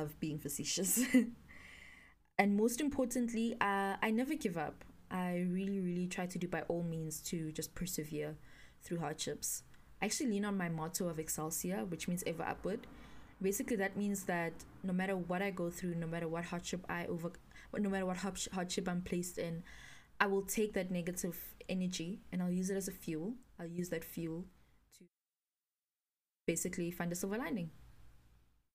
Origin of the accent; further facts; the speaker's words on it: Pretoria, Gauteng, South Africa; I grew up in Pretoria, born and bred, in Dorandia, Pretoria North to be specific